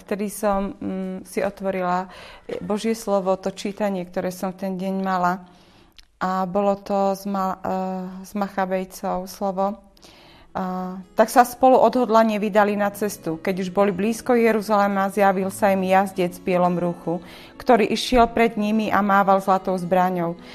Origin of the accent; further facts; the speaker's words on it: Dolný Kubín, Žilina Region, Slovakia; my sme z Dolného Kubína